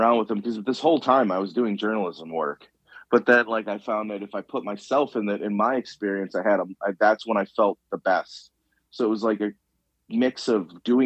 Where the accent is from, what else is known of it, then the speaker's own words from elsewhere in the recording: Chicago, Illinois, United States; I'm from the South Side of Chicago.